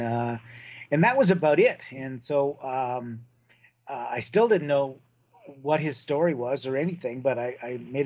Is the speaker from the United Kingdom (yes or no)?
no; Brantford, Ontario, Canada; my hometown of Brantford, Ontario